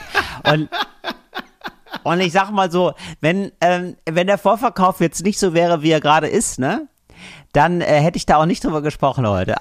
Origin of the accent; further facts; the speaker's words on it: Geldern, North Rhine-Westphalia, Germany; moved away; ich bin ja aufgewachsen in Geldern